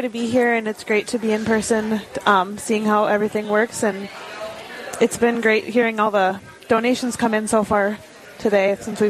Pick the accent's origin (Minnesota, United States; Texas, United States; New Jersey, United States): Minnesota, United States; Crookston; moved away as an adult; also born or lived in Moorhead, Minnesota; I grew up in Crookston. I did not grow up Catholic, but I did become Catholic when I was a senior in high school.